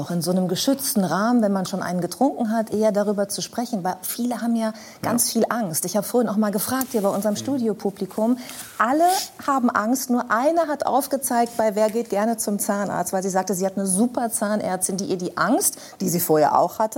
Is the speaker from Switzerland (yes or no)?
no; North Rhine-Westphalia, Germany; Weil bei uns in Ostwestfalen sagt man Fickel